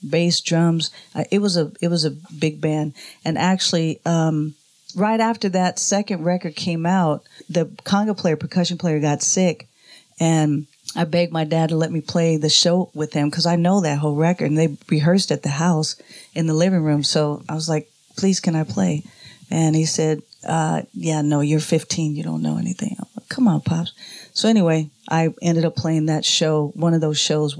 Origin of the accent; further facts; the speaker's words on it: Oakland, California, United States; Born and raised in Oakland, California.